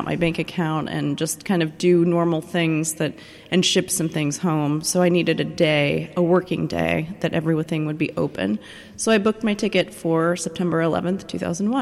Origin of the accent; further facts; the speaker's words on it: Oregon, United States; moved away as an adult; also born or lived in Belfast; I'm from the West Coast originally, so I was flying home to Oregon to be with my parents.